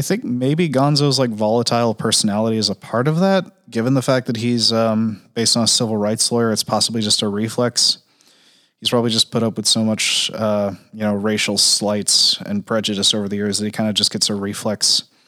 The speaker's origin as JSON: {"language": "English", "region": "New England", "country": "United States", "said": "I'm from New England."}